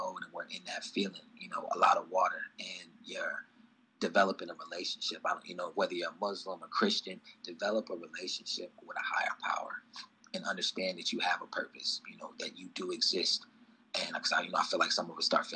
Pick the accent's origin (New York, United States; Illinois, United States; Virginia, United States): Illinois, United States; East Moline; I'm from East Moline, Illinois, population 21,000